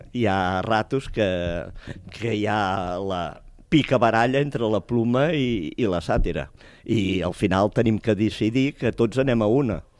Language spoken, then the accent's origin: Catalan; Tarragona, Catalonia, Spain; jo abans uh, estava a una comparsa del meu barri, el Serrallo